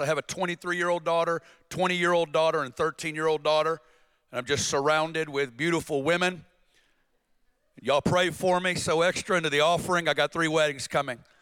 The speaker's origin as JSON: {"language": "English", "region": "Northwest Arkansas", "country": "United States", "tie": "born or raised there", "said": "I'm from Northwest Arkansas, and uh, born and raised, small town"}